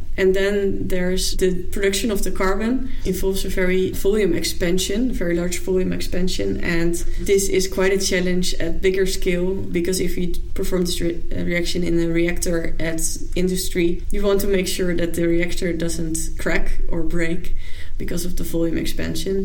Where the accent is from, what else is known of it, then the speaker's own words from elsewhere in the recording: Zwolle, Overijssel, Netherlands; also born or lived in Amsterdam; now in Utrecht, Netherlands; I'm originally from Zwolle